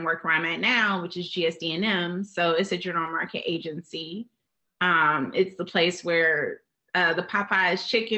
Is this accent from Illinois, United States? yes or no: yes; Chicago, Illinois, United States; I'm from Chicago